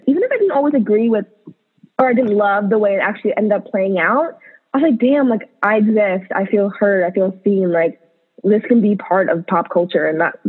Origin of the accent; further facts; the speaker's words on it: United States; as Asian American women being brought up in America.